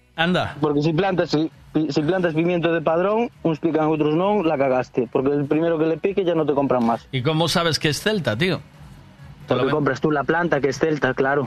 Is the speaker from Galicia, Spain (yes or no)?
yes; Cangas, Galicia, Spain; now in Moaña, Spain; yo, soy de Cangas. Bueno, ahora vivo en Moaña, pero soy de Cangas.